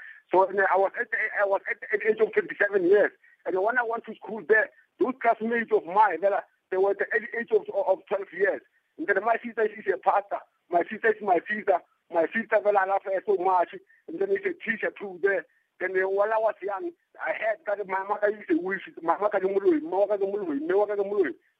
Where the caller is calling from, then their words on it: Polokwane, Limpopo, South Africa; I'm calling from Mulejimunyane, Polokwane, Johannesburg. I was born in 1972